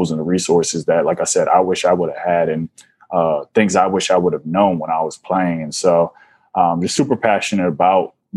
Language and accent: English; Washington, District of Columbia, United States; I'm originally from Washington, D.C., born and raised